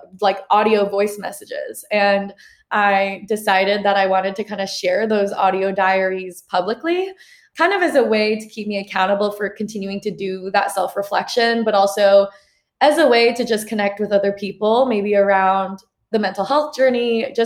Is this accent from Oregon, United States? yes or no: yes; Portland, Oregon, United States; also born or lived in New York City, New York, United States; I was born and raised in New York City. And then when I was 9, I moved to Portland, Oregon.